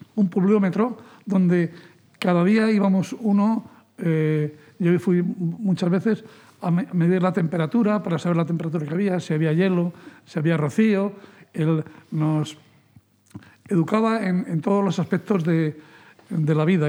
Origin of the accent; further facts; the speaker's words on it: Fuentidueña de Tajo, Community of Madrid, Spain; Yo nací a 100 metros de la plaza, mm, de la plaza Mayor, de la plaza del pueblo, en el número 2 de la bajada al río